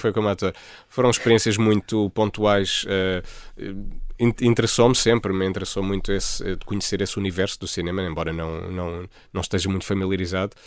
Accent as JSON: {"language": "Portuguese", "town": "Almada", "region": "Lisbon", "country": "Portugal", "tie": "born or raised there", "also_born_or_lived": "Freudenstadt, Germany", "lives_now": "Lisbon, Portugal"}